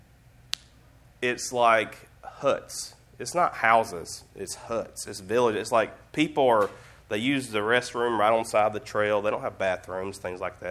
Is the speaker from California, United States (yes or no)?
no; Alabama, United States; I'm just from Alabama